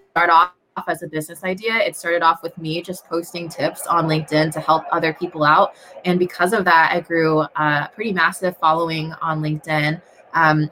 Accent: DuPont, Washington, United States; I am in DuPont, Washington. It's about an hour and a half south of Seattle, right here at my parents' house in my high school bedroom

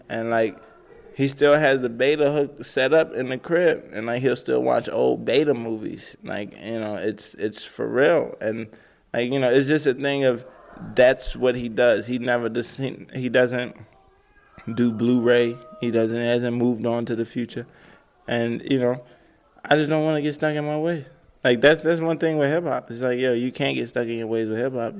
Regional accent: Atlanta, Georgia, United States; Growing up in Atlanta

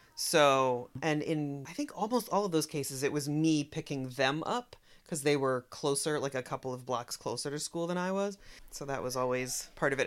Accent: Haddonfield, New Jersey, United States; I grew up in the Philadelphia suburbs on the New Jersey side, in a small town called Haddonfield

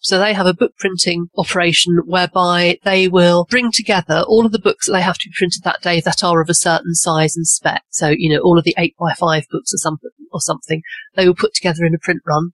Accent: England, United Kingdom; also born or lived in Cotswolds; I'm obviously English and based in um, a little village in the Cotswolds

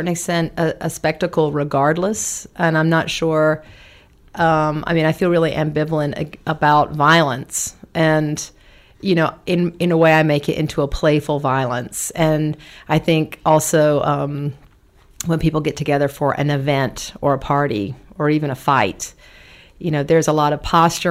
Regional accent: the South, United States; moved away as an adult; also born or lived in Berlin; I'm from the South

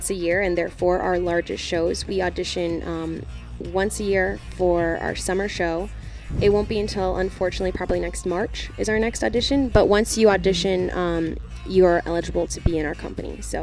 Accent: Chicago, Illinois, United States; also born or lived in Arlington Heights, Illinois / Milwaukee, Wisconsin; I was from Chicago. We're both from Chicago originally.

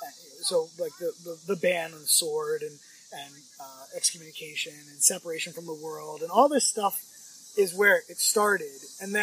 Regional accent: Virginia, United States; born there; Where were you born? Virginia, in the United States.

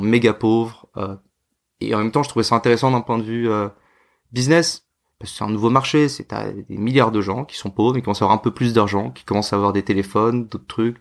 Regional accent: France; moved away as an adult; also born or lived in Hong Kong / India; je suis français

